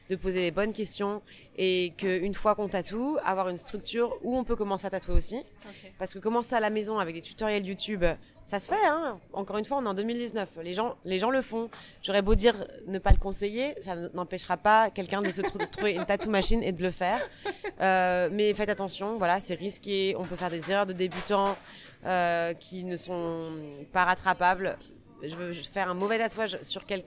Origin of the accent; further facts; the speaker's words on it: France; accent: French; moved away as an adult; now in New York, United States; j'étais française. voilà, donc j'étais la petite française avec euh, avec mon accent